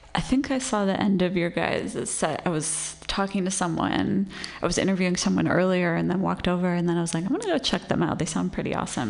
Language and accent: English; Santa Monica, California, United States; moved away; In Los Angeles, where I grew up.